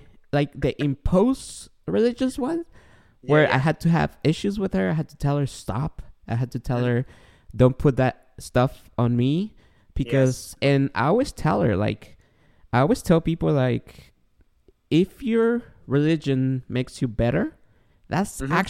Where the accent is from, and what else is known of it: Guatemala